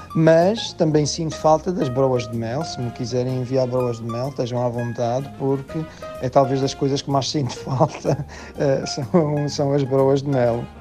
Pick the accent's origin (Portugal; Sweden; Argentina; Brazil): Portugal; Estreito da Calheta, Madeira; now in Panama; Eu sou do Grande Conselho da Calheta, mas mais propriamente do Estreito da Calheta.